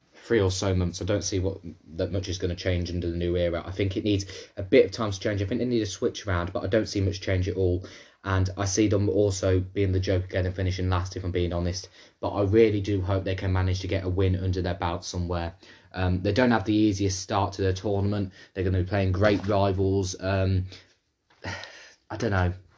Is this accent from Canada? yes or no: no; England, United Kingdom; I'm from England